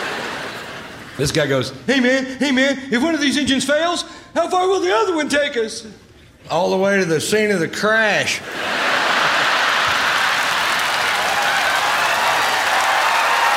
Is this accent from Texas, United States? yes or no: yes; Texas, United States; I'm from Texas, born and raised in Texas